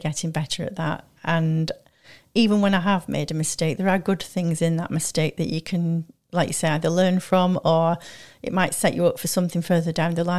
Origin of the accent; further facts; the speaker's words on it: Manchester, North West England, United Kingdom; moved away; I came from Manchester